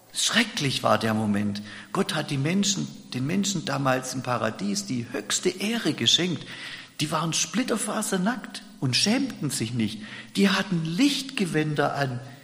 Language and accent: German; Germany; bei uns in Deutschland